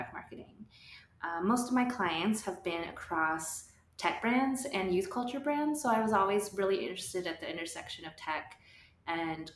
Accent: New Mexico, United States; moved away as an adult; also born or lived in Austin, Texas / New York City; I'm from New Mexico and grew up around a lot of different cultures

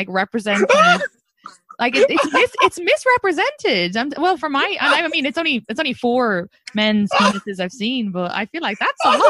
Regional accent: Ireland; moved away as an adult; now in New York City, United States; I'm from Ireland. I only moved here 6 years ago.

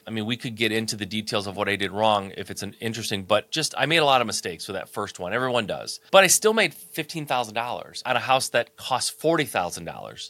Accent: Michigan, United States; I'm born and raised in Michigan, so Midwest kid

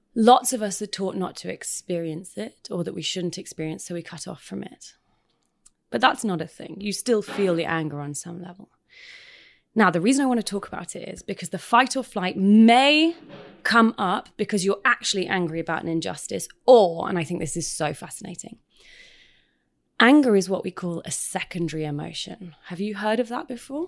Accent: United Kingdom; moved away; I'm British

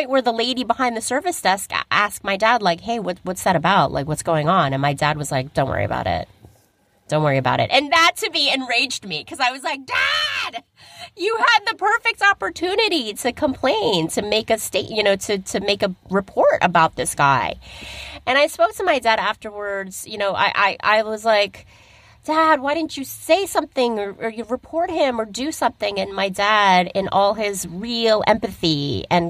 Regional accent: United States; we're American.

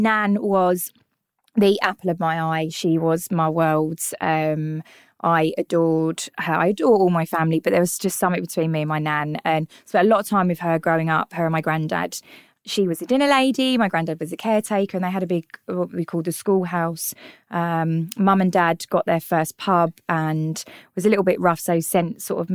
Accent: London, United Kingdom; accent: North London; also born or lived in Tottenham; I was born and brought up in North London, hence the stunning accent, which I'm very, very proud of.

